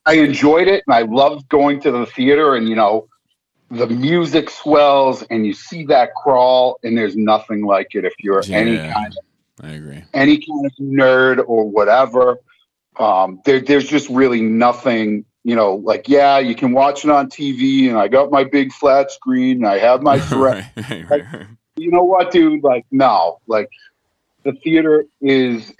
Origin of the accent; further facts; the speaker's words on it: New England, United States; accent: super thick New England; I'm from New England, if you can't tell from my super thick accent